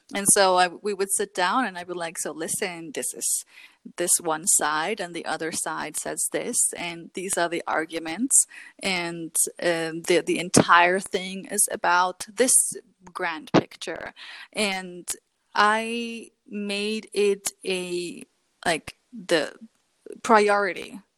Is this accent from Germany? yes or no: yes; Germany; growing up in Germany was extremely challenging for me because like mm-hmm. you grow up and you have to learn the language